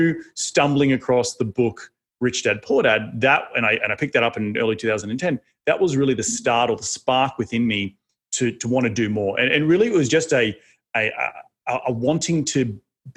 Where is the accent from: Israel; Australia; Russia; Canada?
Australia; moved away as an adult; also born or lived in New York City; now in Austin, United States; as you can tell from my accent, I'm not originally from Austin. I'm not from Central Texas. I'm originally from Australia, and I made the move out to the United States in 2012